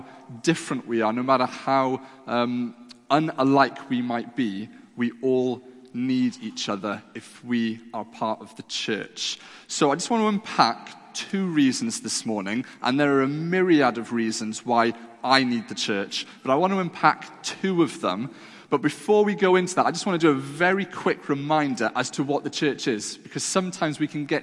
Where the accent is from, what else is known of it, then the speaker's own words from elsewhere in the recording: Wales, United Kingdom; I was brought up in the classic old, dusty Welsh chapels. I feel like I can say that because I am Welsh